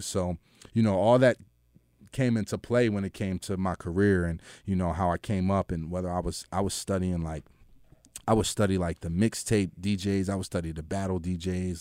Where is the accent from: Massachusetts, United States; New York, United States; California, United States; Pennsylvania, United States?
Pennsylvania, United States; Philadelphia; moved away as an adult; also born or lived in Atlanta; I was from Philly